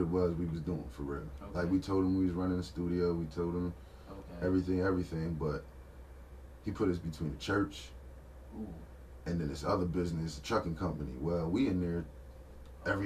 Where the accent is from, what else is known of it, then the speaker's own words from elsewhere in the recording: Harrisburg, Pennsylvania, United States; this is where I'm from, like. I was born in Polyclinic